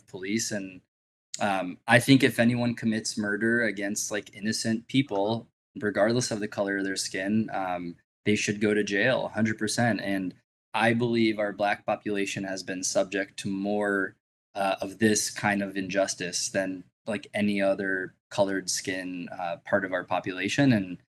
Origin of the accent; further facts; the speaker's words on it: Israel; moved away; as a Jewish person, I grew up in Israel